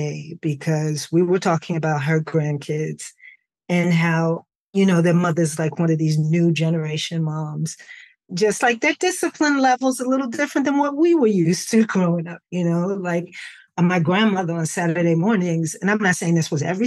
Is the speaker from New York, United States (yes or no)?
yes; New York City, New York, United States; But I grew up in the Bronx